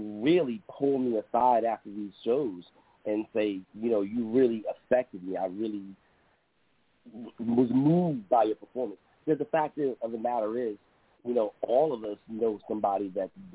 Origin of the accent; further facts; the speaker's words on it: Baltimore, Maryland, United States; now in Brooklyn, United States; I'm from Baltimore, Maryland